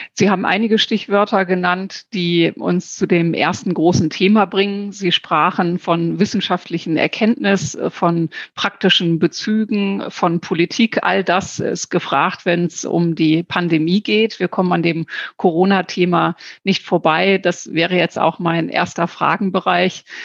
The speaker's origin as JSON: {"language": "German", "region": "Lower Saxony", "country": "Germany", "said": "auch aus Niedersachsen, so wie ich."}